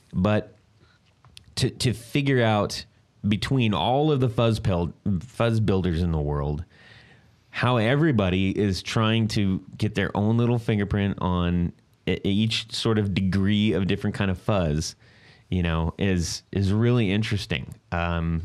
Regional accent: West Coast, United States; also born or lived in beach areas down south; now in Ohio, United States; I'm from the West Coast

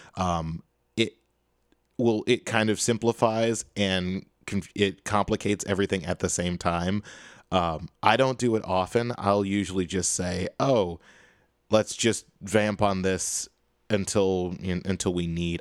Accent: Chicago, Illinois, United States; now in Boston, United States; I am from Chicago.

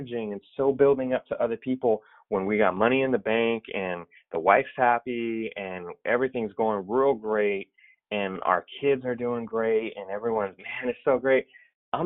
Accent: the Bay Area, California, United States; I'm from the Bay Area. I'm a lifelong Warriors fan. Grew up watching my dad watch the Warriors lose.

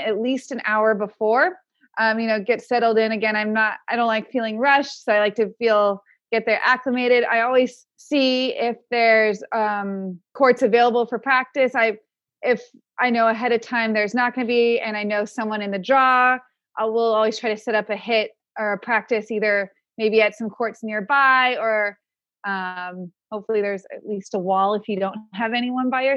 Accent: Palm Springs, California, United States; I grew up in Palm Springs

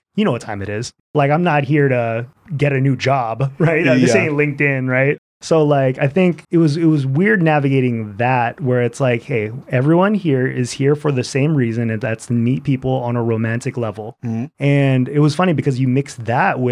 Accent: Seattle, Washington, United States; growing up in Seattle, it's always been a quote unquote small town.

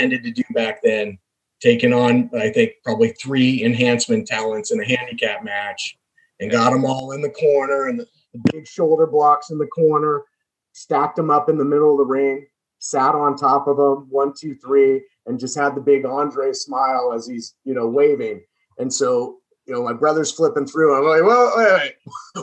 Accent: Southern California, United States; I'm from Southern California originally.

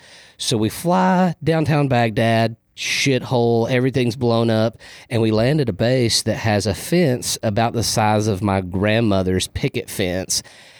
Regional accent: Riyadh, Riyadh Province, Saudi Arabia; born there; So I was actually born in the Middle East. I was born in Riyadh, Saudi Arabia, because my dad and mother were contractors.

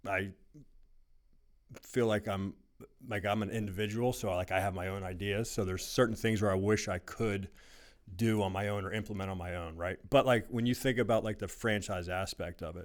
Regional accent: Verona, Pennsylvania, United States; I'm from Verona, grew up here

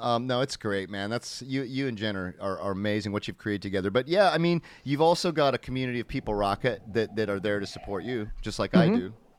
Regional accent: Indiana, United States; I grew up in Indiana

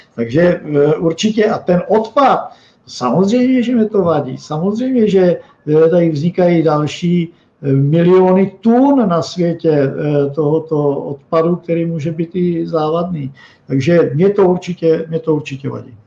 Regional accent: Moravia, Czechia; u nás na Moravě

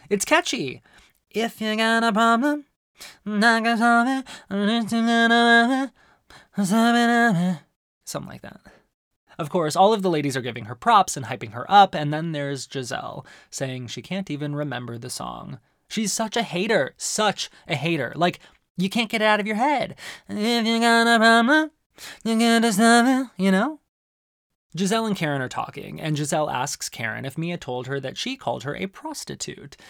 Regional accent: Arizona, United States; One of the best things about growing up in Arizona is that there's incredible Mexican food

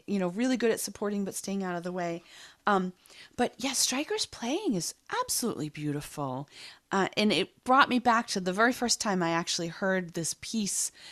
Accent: Boston, Massachusetts, United States; growing up in Boston, I was probably mildly obsessed with the Boston Symphony Orchestra

